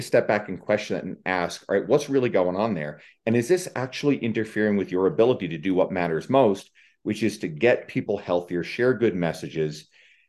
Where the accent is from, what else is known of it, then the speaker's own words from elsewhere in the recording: Canada; I'm Canadian.